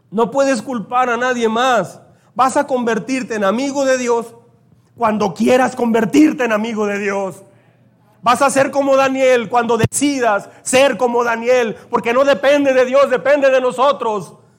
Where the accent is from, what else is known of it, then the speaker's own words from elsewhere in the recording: Mexico; me siento muy orgulloso y contento de ser mexicano. Creo que soy el más mexicano apasionado aquí en esta iglesia